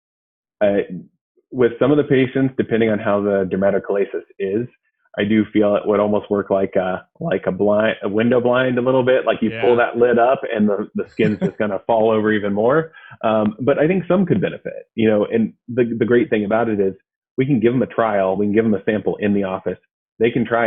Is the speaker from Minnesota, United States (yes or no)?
no; Athens, Ohio, United States; I'm from Athens, actually. So I grew up here